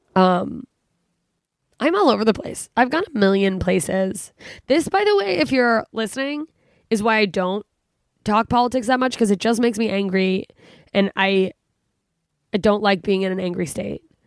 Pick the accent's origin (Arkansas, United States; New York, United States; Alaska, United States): Alaska, United States; now in California, United States; I'm from Alaska. It's dark all the time